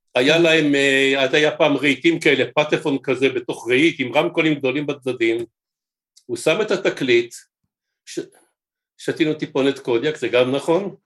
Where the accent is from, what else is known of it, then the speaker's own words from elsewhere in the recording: Jerusalem, Jerusalem District, Israel; אני ירושלמי במקור